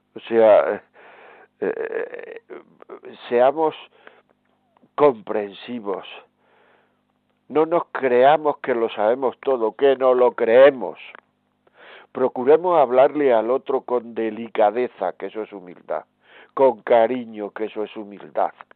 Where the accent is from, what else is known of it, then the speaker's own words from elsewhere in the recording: Granada, Andalusia, Spain; Granada, que es mi tierra